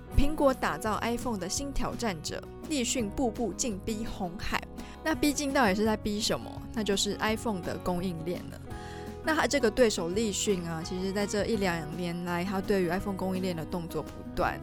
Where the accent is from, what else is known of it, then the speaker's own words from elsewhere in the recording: Taiwan; 身为台湾人民的我也是与有荣焉啦